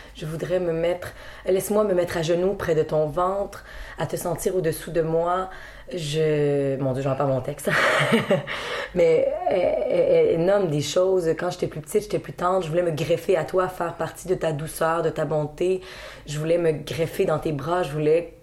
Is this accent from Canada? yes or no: yes; Quebec, Canada; On est Québécois